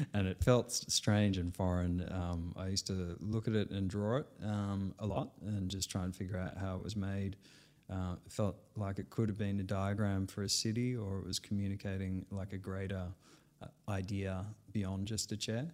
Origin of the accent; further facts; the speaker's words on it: Sydney, New South Wales, Australia; I was born in Sydney